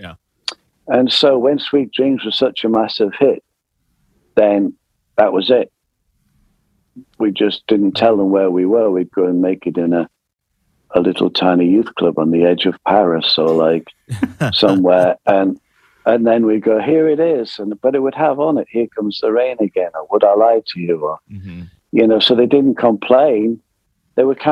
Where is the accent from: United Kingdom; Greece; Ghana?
United Kingdom; England; also born or lived in France; we're English.